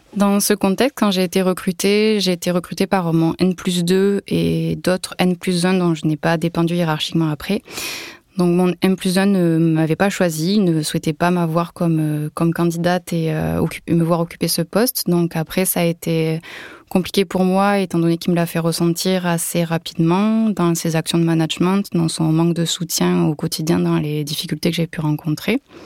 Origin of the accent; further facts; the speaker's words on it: Toulouse area, Occitania, France; moved away as an adult; now in Var, France; Je suis originaire de la région toulousaine, mais je vis actuellement dans le Var.